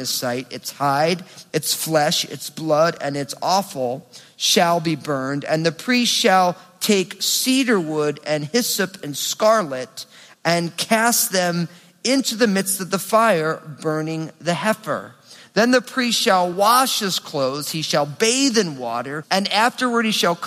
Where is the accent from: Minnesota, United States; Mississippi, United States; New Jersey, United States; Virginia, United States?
New Jersey, United States; I'm from New Jersey